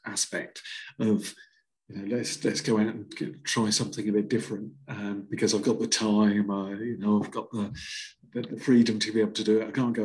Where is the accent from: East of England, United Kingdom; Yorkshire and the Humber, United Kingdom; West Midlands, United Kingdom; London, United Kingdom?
East of England, United Kingdom; Felixstowe; I grew up in Felixstowe